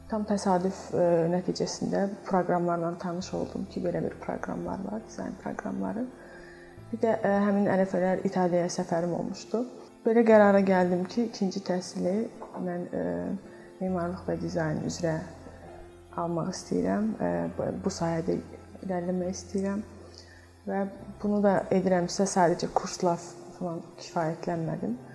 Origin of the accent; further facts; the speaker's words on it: Baku, Azerbaijan; also born or lived in Zardab / Florence, Italy; Zərdəb şəhərində doğulmuşam. Bakıda böyümüşəm.